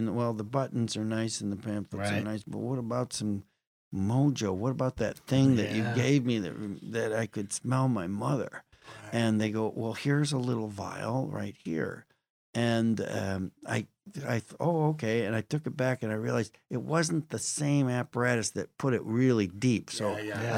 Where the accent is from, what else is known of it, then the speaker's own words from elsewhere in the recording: Western New York State, United States; I grew up in Western New York State